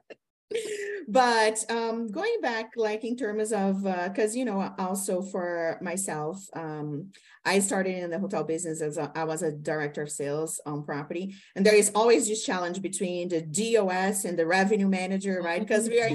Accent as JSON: {"language": "English", "country": "Brazil", "moved": "yes", "said": "being a Latino woman, right? I'm from Brazil"}